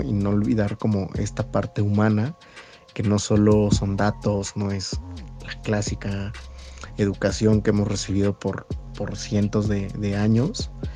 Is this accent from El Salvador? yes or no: no; Mexico; nosotros como mexicanos